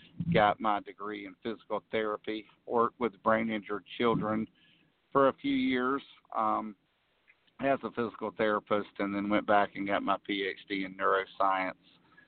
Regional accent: Florida, United States; I'm from the North Florida region. Live in Tallahassee now. Certainly grew up on the farm, only about 40 minutes from South Alabama and about 25 minutes from South Georgia, so right there in the triangle.

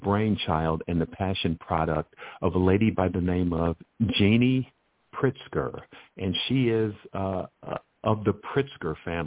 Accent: Chicago, Illinois, United States; my 12-year education growing up in Chicago

